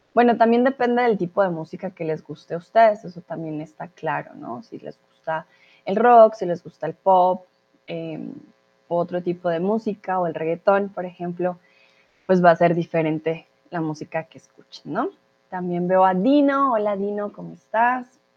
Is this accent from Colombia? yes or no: yes; Colombia; now in Germany